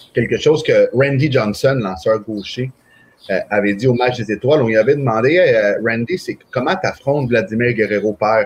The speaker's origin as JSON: {"language": "French", "country": "Venezuela", "moved": "yes", "lives_now": "Canada", "said": "je suis parti du Venezuela"}